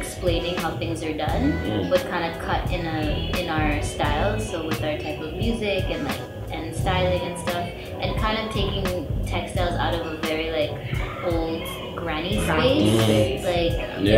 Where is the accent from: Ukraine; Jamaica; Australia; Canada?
Canada; Toronto, Ontario; moved away as an adult; also born or lived in Mumbai, India; now in Delhi, India; We grew up in Toronto, so we would had a very Toronto diverse experience